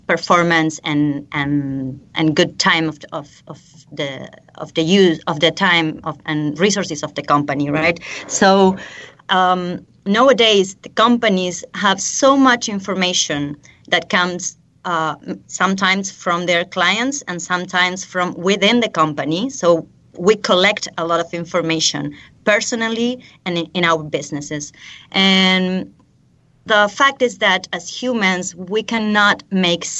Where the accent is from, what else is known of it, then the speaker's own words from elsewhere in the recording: Buenos Aires Province, Argentina; also born or lived in London / College Park, Maryland / Oxford; now in Buenos Aires, Argentina; I'm from Argentina, from a small town in the south of the province of Buenos Aires. But I'm currently living in the capital of Buenos Aires.